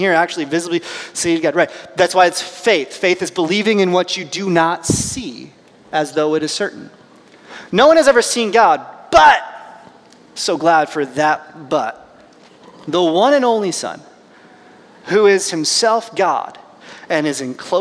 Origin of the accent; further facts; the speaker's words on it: United States; I'm an American